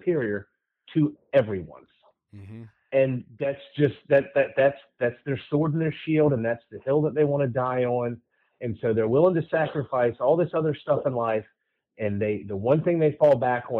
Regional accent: Georgia, United States; moved away as an adult; now in Florida, United States; I grew up in Georgia. Like, I know how rednecks hunt.

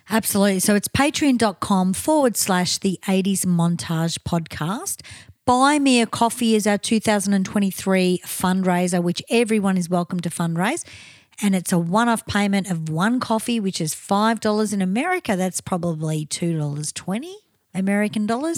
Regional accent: Australia; we're Aussie

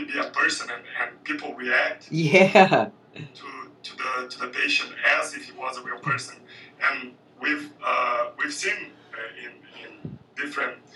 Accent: Brazil; I'm from Brazil, and I'm a minority

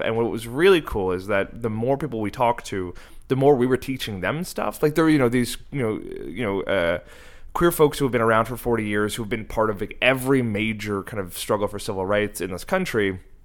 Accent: Cape Breton, Nova Scotia, Canada; moved away; I grew up in Cape Breton on the East Coast, and there was no queer community there

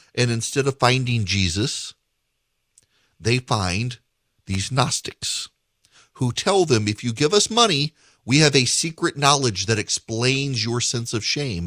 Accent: Dubai, United Arab Emirates; moved away; also born or lived in Macon, Georgia; I grew up in Dubai

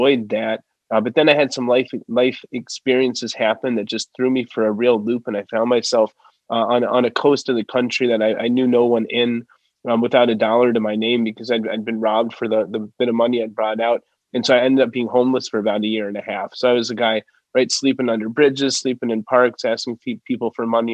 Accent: Evanston, Illinois, United States; also born or lived in Indiana; I'm from a little suburb just north of Chicago called Evanston. And growing up in Evanston in the 90s

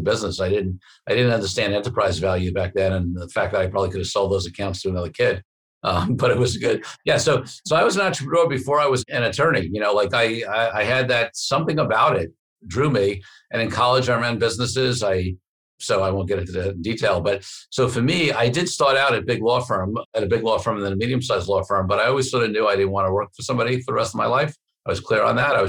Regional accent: New York City, New York, United States; I grew up in Brooklyn, New York to lower middle class parents

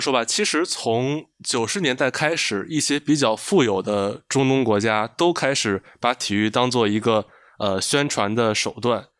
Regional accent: China; 就其实这个我们中国人应该也很能共情，比如我们也举办过两两届奥运会

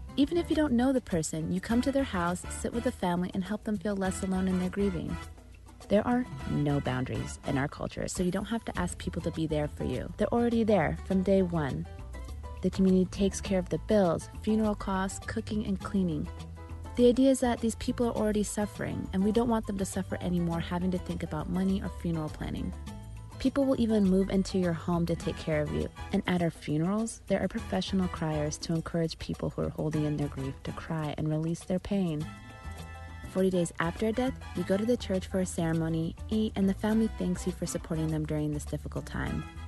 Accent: Arizona, United States; now in Los Angeles, United States; I live in LA and I was born in Arizona, but my family is from Eritrea

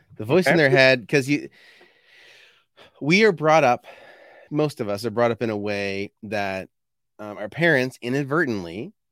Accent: Fredericton, New Brunswick, Canada; I was born in Fredericton, New Brunswick, which I'm only 20 minutes away from there now. So at the end of the day, I didn't end up getting very far.

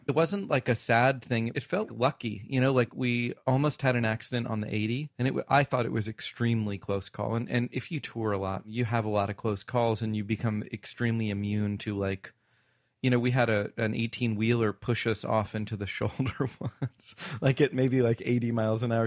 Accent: the South, United States; I grew up in the South

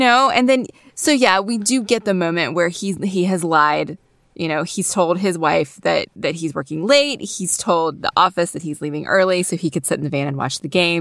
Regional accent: the South, North Carolina, United States; Most of my memories of growing up in the South have been in a more urban area.

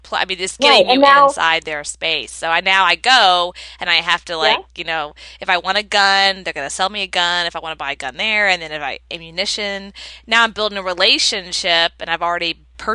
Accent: Texas, United States; also born or lived in Florida, United States; Hey, I'm from Florida and Texas my whole life. I've gone back and forth.

